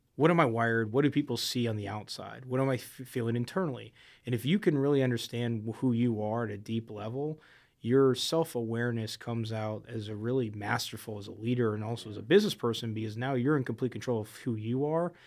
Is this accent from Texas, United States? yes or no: no; South Florida, United States; I grew up in South Florida